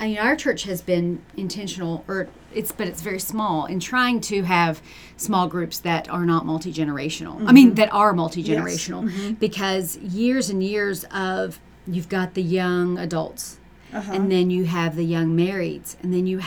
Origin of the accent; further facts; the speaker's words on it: United States; we're Americans. We can have it all. We are American women